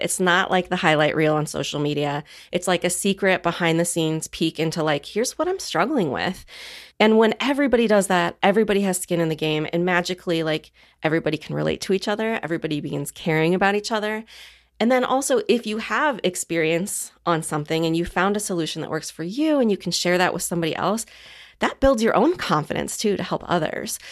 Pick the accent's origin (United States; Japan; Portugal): United States; Midwest; I grew up in the Midwest